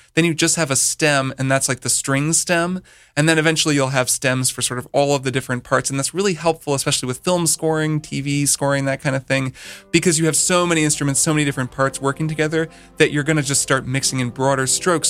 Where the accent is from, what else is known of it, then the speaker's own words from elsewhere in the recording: Bloomington, Indiana, United States; moved away; Brian and I grew up together in Bloomington, Indiana